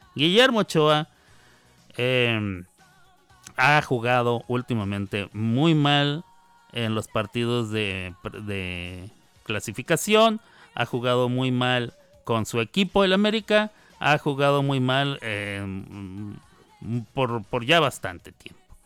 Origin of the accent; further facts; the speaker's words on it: Mexico; somos mexicanos